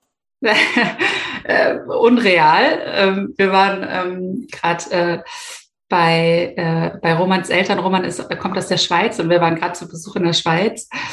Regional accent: Hamburg, Germany; ich bin 33 äh, Jahre und gebürtige Hamburgerin

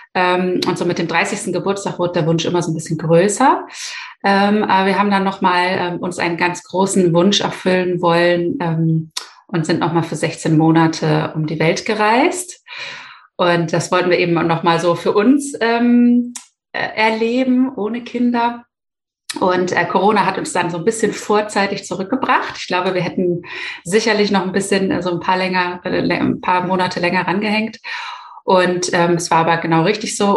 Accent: Hamburg, Germany; ich bin 33 äh, Jahre und gebürtige Hamburgerin

